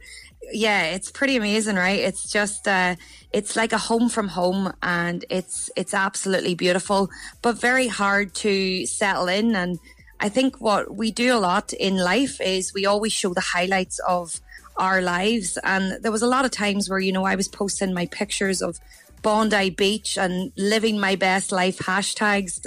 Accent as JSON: {"language": "English", "area": "County Down", "region": "Northern Ireland", "country": "United Kingdom", "moved": "as an adult", "lives_now": "Australia", "said": "I'm originally from County Down and I moved to Australia nearly eight years ago"}